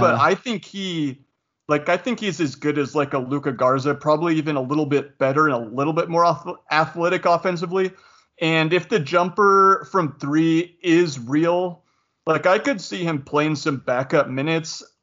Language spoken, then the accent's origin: English; Spokane, Washington, United States; also born or lived in Utah; I grew up in Spokane, Washington.